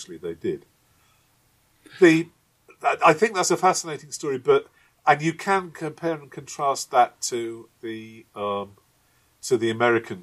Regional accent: Manchester, North West England, United Kingdom; my hometown of Manchester

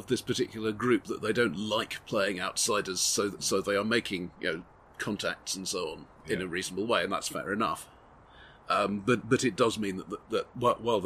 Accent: United Kingdom; I'm British.

